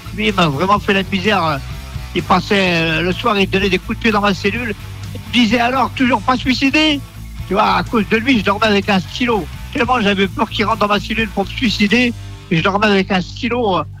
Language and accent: French; Yvelines, Île-de-France, France; j'ai grandi dans les Yvelines